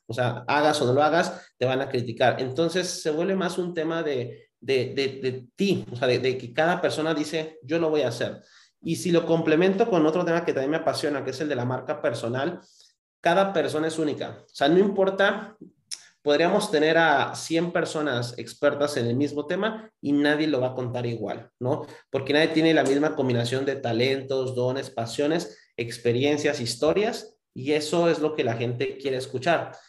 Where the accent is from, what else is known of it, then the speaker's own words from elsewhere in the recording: Cancún, Quintana Roo, Mexico; moved away as an adult; also born or lived in Mexico City; yo soy de Cancún, Quintana Roo